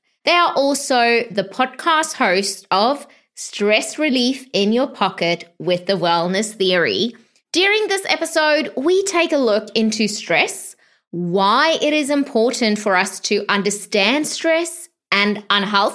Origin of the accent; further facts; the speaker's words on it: South Africa; moved away; I was born in South Africa as well.